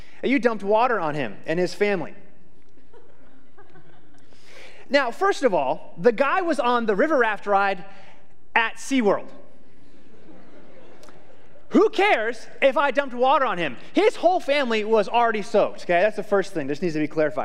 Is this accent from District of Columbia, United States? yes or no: no; Phoenix, Arizona, United States; I grew up in Phoenix